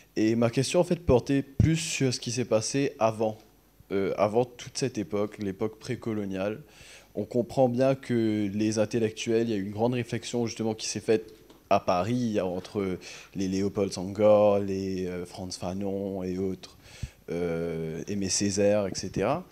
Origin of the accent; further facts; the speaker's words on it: Mauritius; je suis de Maurice, justement, un pays où on est très métissé.